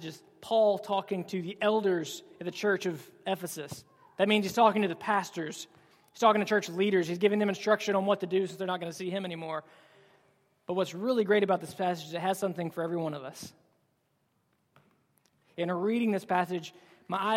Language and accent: English; Alabama, United States; I'm from Alabama.